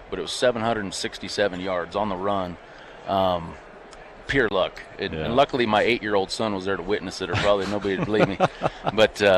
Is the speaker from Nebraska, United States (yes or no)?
yes; Nebraska, United States; I'm from Nebraska